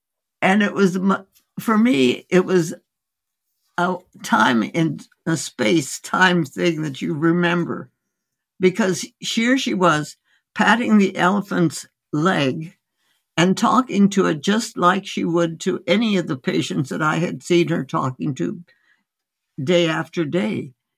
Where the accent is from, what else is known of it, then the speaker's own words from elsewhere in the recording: India; born there; And I was born in India. My parents were osteopathic medical physicians who went out as missionaries, medical missionaries, in 1914.